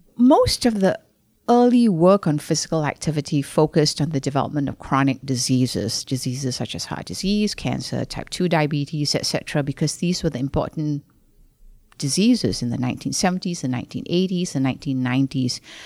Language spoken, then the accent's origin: English; Malaysia; moved away as an adult; I was born in Malaysia. I came over here to do a master's in public health